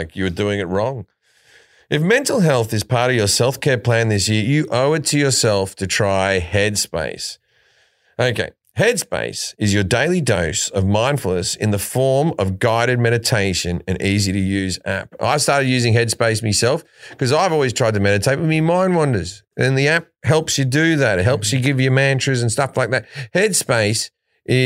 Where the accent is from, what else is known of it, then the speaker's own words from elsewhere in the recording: Australia; being Australian.